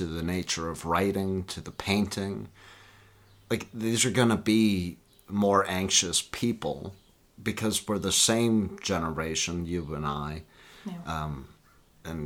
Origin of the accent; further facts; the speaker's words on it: the Bible Belt, United States; we grew up in the Bible Belt